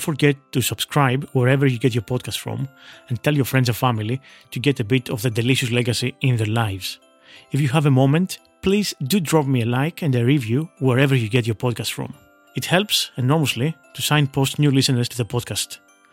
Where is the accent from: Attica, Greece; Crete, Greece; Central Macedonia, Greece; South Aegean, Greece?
Central Macedonia, Greece; Veria; In my hometown of Veria, when we were growing up, most people, most of my family and relatives, will remember what our most common and popular dish was for our Christmas table.